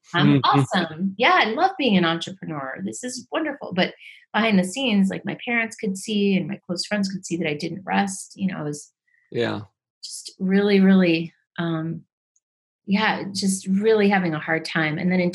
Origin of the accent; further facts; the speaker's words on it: Medellin, Antioquia, Colombia; born there; Well, I was born in Medellin, Colombia.